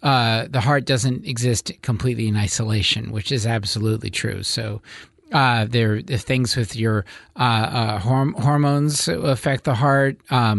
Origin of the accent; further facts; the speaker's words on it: Westchester County, New York, United States; moved away as an adult; now in Eugene, United States; I'm from New York. I'm from Westchester County, New York.